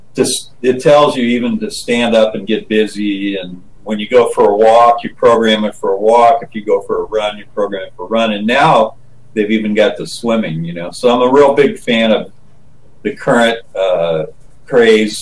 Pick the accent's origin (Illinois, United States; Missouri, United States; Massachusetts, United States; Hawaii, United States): Illinois, United States; Chautauqua; I grew up in Chautauqua, Illinois